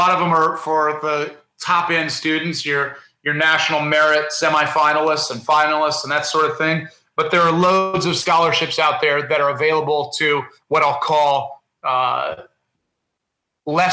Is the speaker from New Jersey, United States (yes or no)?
no; Indiana, United States; I grew up in Indiana